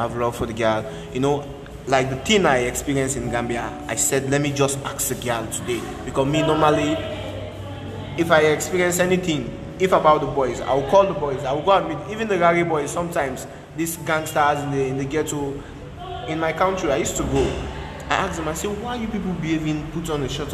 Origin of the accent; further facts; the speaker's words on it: Sierra Leone; moved away; I'm a Sierra Leonean.